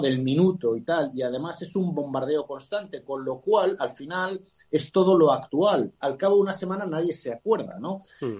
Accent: Spain; nosotros somos españoles

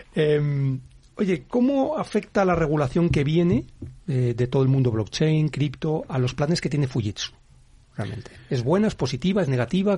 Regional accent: Spain

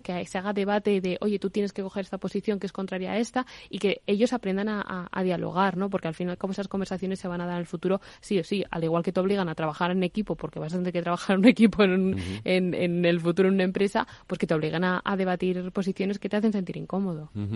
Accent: Burgos, Castile and León, Spain; now in Madrid, Spain; yo soy de Burgos

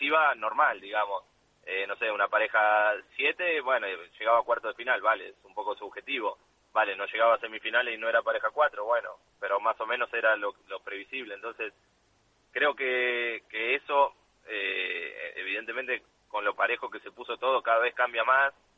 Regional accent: Argentina; a nosotros como argentinos

